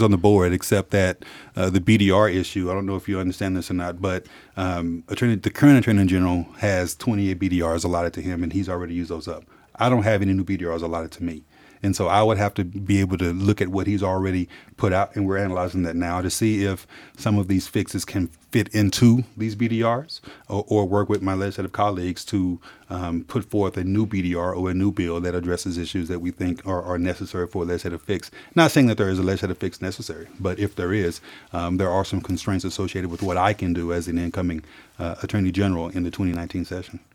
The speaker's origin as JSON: {"language": "English", "town": "Dallas", "region": "Texas", "country": "United States", "tie": "born or raised there", "said": "I'm from Dallas, Texas. I'm from the South. I'm an African-American male who's grown up in the South"}